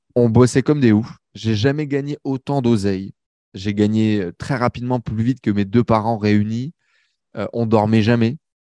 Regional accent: Valenciennes, Hauts-de-France, France; moved away as an adult; now in Paris, France; je quitte ma petite banlieue du nord de la France

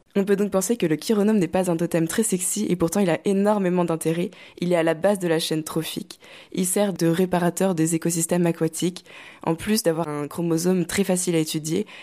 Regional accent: Normandy, France; moved away as an adult; now in Rennes, France; j'ai grandi en Normandie entre la campagne et la mer

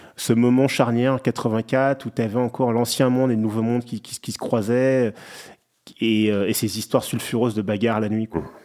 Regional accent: Clichy, Île-de-France, France; je viens d'un quartier bah, du Clichy-la-Garenne, c'est proche de Paris, en banlieue

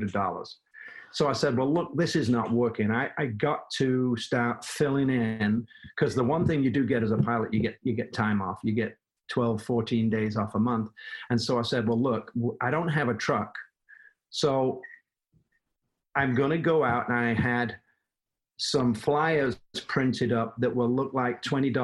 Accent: Manchester, North West England, United Kingdom; moved away as an adult; also born or lived in Los Angeles / Atlanta; now in United States; I have a little bit of an accent. I'm from Manchester, England.

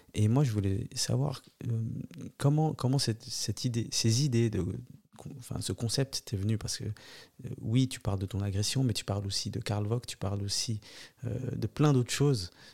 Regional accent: Neuchâtel, Switzerland; en tant que Neuchâtelois

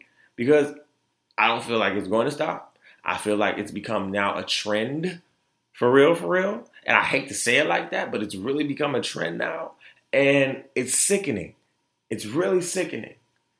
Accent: Florida, United States; born there; also born or lived in Detroit, United States; if you know me, I was born in Florida. Moved to Detroit.

